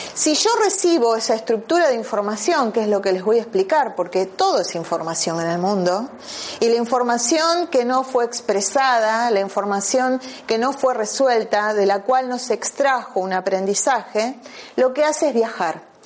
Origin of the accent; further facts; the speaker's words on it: Argentina; moved away; vengo de la Argentina